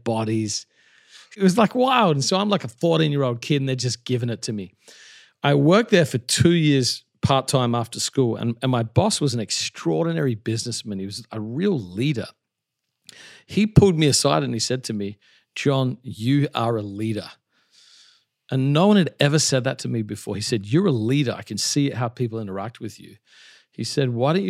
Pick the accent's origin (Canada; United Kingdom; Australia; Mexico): Australia; moved away as an adult; also born or lived in Melbourne, Australia / Perth, Western Australia / Adelaide, South Australia; now in New York City, United States; I grew up in Australia. I was born in Melbourne, which has the best coffee in the world. Great place, great place. Then I lived from 2 to 10 in a place called Armidale in Perth, Western Australia, and then 10 to 20 in Adelaide.